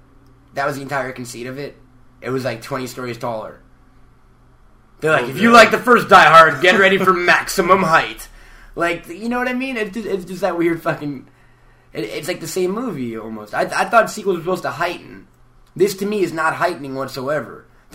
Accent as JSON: {"language": "English", "country": "Peru", "second_language": "English", "said": "But in my native language, it's eh."}